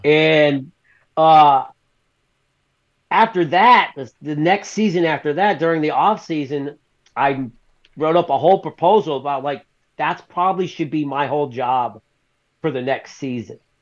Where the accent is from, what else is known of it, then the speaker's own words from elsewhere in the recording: the South, United States; I'm from the South, so I was raised in the South